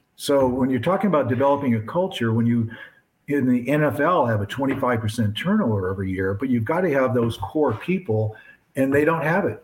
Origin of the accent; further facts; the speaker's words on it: Barrington, Illinois, United States; also born or lived in Lincoln Park, Chicago; I grew up in Barrington